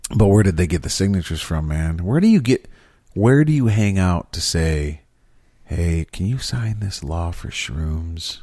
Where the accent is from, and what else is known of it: Michigan, United States